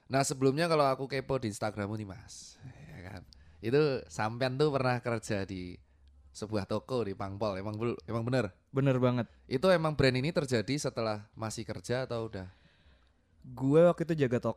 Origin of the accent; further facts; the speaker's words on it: Yogyakarta, Special Region of Yogyakarta, Indonesia; accent: medok; emang saya dari Jogja jadi medok-medok gini.